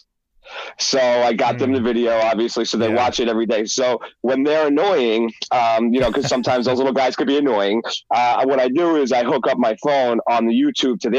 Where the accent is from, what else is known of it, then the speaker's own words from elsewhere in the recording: New York, United States; also born or lived in San Francisco, California; I'm from New York, but I'm born in California